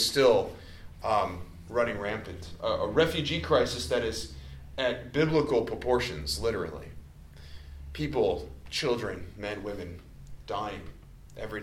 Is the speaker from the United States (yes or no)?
yes; Cary, Illinois, United States; also born or lived in Palatine, Illinois / Grayslake, Illinois; now in Lake Zurich, United States; I grew up in Cary